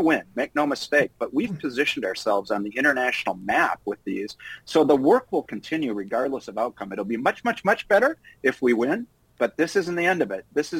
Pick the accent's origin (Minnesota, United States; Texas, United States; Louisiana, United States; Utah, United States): Minnesota, United States; a lifelong Minnesotan, and I've often said that I was born in Minnesota, I'm going to die in Minnesota unless I'm on vacation